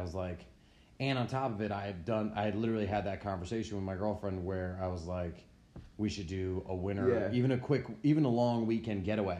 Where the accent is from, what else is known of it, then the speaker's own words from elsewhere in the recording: United States; dude, like I grew up on Long Island Sound. Like, trust me, like if the beach is white beach and the water's clear, like, you know, Long Island Sound ain't pretty.